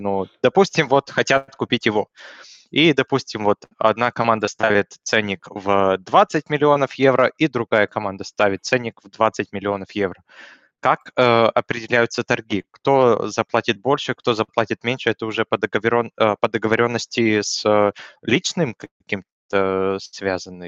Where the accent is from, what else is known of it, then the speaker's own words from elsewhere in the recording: Russia; я э, родился в России